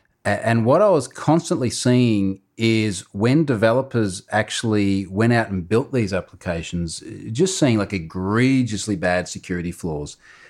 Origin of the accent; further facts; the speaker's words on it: Australia; I am an Australian.